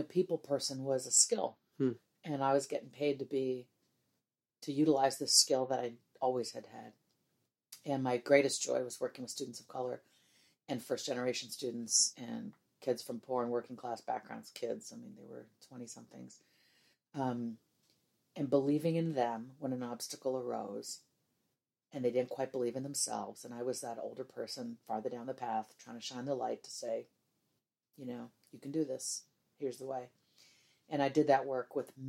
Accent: Midwest, United States; I grew up in the Midwest

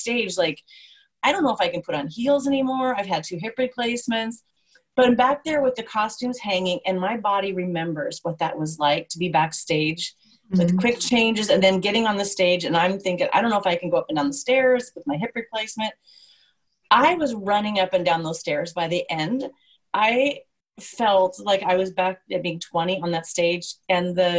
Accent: United States; being American

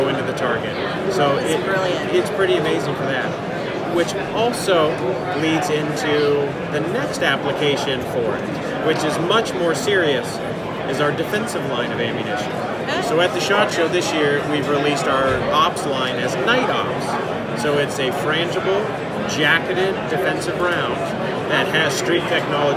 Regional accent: Arizona, United States; my hometown.

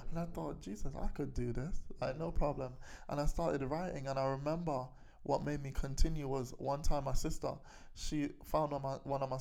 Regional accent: Kilburn, London, United Kingdom; It was Kilburn. We were growing up around Kilburn

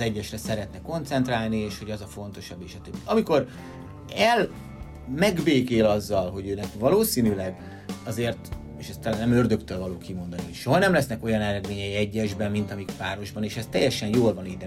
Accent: Hungary

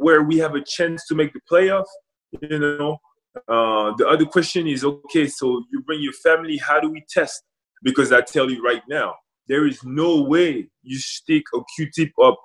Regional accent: Rouen, Normandy, France; now in Washington, United States; Obviously grew up in France. Rouen, it's my hometown

